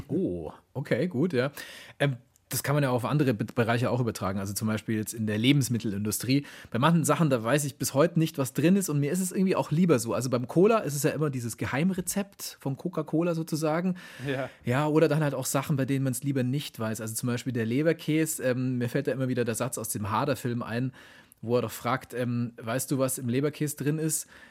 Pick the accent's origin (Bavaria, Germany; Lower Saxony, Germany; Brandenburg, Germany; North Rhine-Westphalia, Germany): Bavaria, Germany; Augsburg; die Mozart-Quelle aus meiner Heimatstadt Augsburg